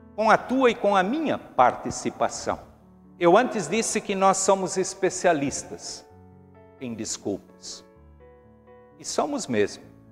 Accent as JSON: {"language": "Portuguese", "country": "Brazil", "said": "todos nós somos brasileiros"}